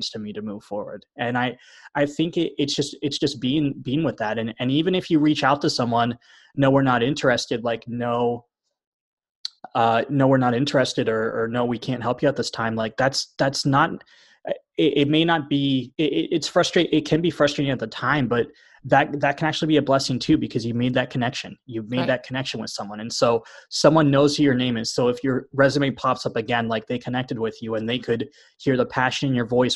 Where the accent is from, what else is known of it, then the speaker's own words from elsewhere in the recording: East Coast, United States; moved away as an adult; I'm from the East Coast originally, but as soon as I graduated from OT school, I moved across the country